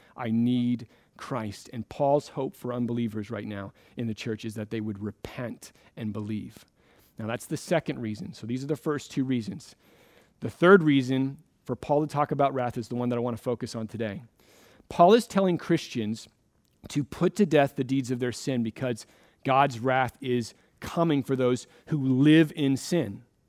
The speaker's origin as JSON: {"language": "English", "region": "Florida", "country": "United States", "tie": "born or raised there", "moved": "yes", "lives_now": "Redmond, United States", "said": "I grew up in Florida"}